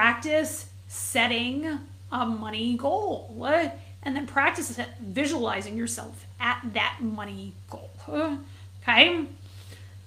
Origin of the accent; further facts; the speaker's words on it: New England, United States; I grew up in New England